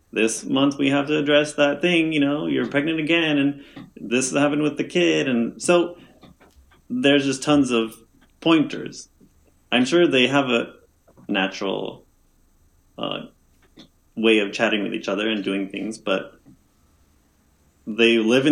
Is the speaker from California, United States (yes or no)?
yes; Bay Area, California, United States; I grew up in the Bay Area. I'm sort of hippie raised, hippie exposed.